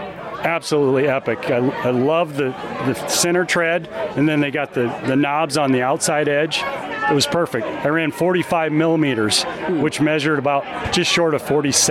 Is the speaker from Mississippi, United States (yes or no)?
no; Johnston, Iowa, United States; from Johnston, Iowa.